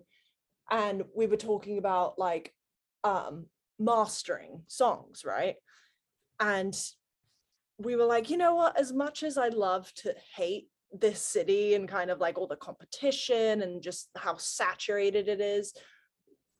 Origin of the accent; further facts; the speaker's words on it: Gloucestershire, South West England, United Kingdom; moved away as an adult; now in Nashville, United States; I grew up in Gloucestershire, England, which, you know, middle of the Cotswolds